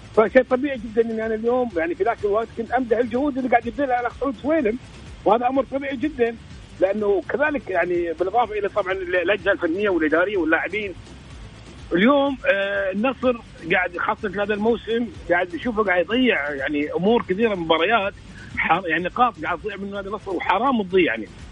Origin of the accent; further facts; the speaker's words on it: Kuwait; عندنا في الكويت